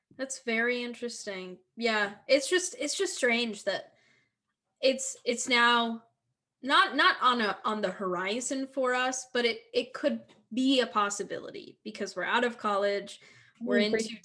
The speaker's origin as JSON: {"language": "English", "town": "Philadelphia", "region": "Pennsylvania", "country": "United States", "said": "Oh, not me. Because I'm from Philly."}